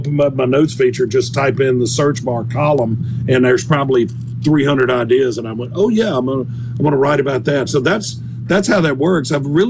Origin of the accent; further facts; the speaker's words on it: Southern United States, United States; Because I really just write about food and travel and growing up in the South and family and friends and things like that.